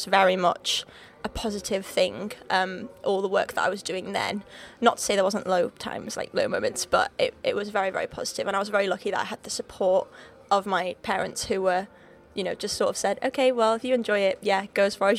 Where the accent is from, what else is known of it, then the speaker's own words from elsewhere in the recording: Wales, United Kingdom; accent: Liverpool; So I grew up in North Wales. Right on the border. Literally the closest city to me is actually England. So I'm Welsh, but not Welsh. I don't sound Welsh, I sound more Liverpool.